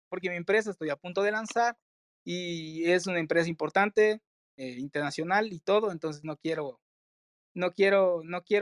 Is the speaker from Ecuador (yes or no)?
yes; Ecuador